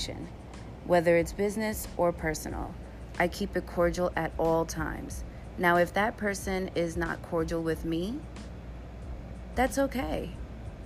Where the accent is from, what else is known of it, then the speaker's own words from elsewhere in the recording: New York City, New York, United States; I'm from the Bronx